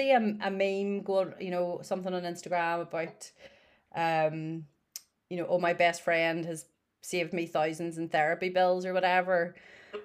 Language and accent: English; Northern Ireland, United Kingdom; I am in my spare room in Northern Ireland